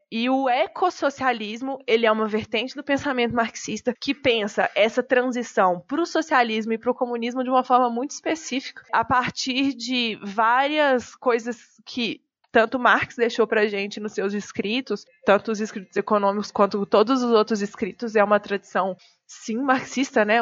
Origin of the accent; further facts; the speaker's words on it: João Monlevade, Minas Gerais, Brazil; moved away as an adult; also born or lived in Belo Horizonte; now in São Paulo, Brazil; Eu nasci numa cidade pequenininha em Minas Gerais, se chama João Monlevade, é na cidade que eu nasci. Eu já morei lá, morei em Belo Horizonte e moro em São Paulo há alguns anos